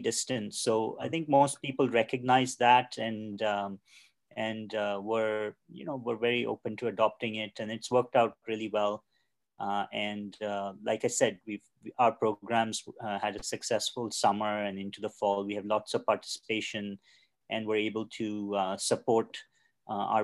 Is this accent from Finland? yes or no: no; Mumbai, Maharashtra, India; I grew up in Mumbai in India